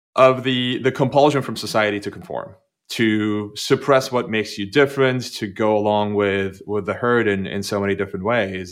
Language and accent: English; Turkey; English is a second language; moved away; I grew up, I grew up in Turkey, which was a very, very conformist society